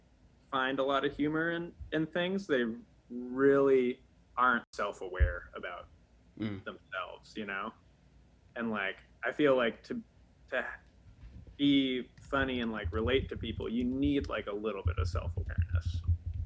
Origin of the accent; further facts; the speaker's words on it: Massachusetts, United States; I grew up in Massachusetts. The Commonwealth.